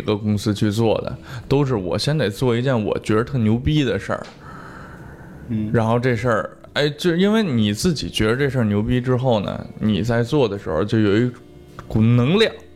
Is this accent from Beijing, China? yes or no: yes; Beijing, China; 其实这个好像是我们北京人的一个 通病